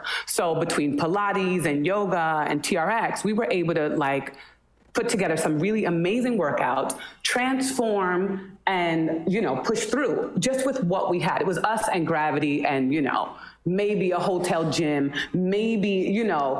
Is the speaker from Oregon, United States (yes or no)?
no; New Jersey, United States; Listen, I love my Jersey roots.